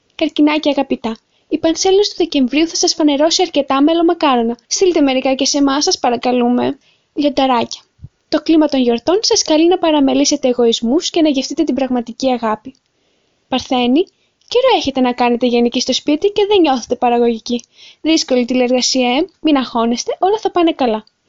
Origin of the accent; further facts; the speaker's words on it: Moldova; Greek is a second language; moved away; Ναι, είμαι από τη Μολδαβία